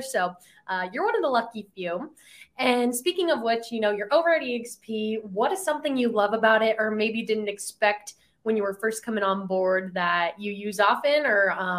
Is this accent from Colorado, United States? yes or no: yes; Pueblo, Colorado, United States; I'm from Pueblo.